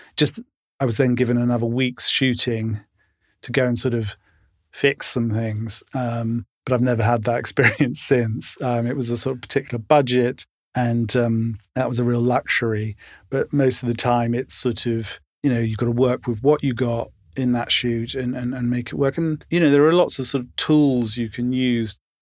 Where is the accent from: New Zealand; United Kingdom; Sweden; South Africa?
United Kingdom; London; moved away as an adult; also born or lived in Tottenham / United States; I grew up in Camden and loved growing up here